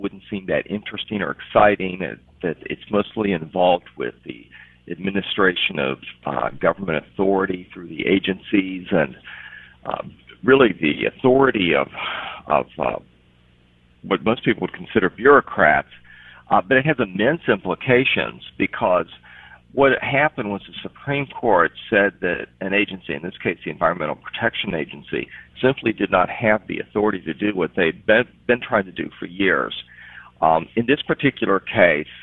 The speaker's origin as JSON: {"language": "English", "region": "West Virginia", "country": "United States", "said": "West Virginia, my home state"}